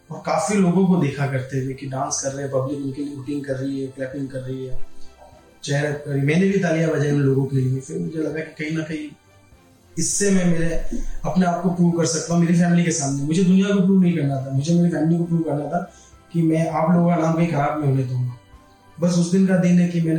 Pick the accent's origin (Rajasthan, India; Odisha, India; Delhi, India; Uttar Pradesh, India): Rajasthan, India; Mount Abu; और मैं माउंट आबू से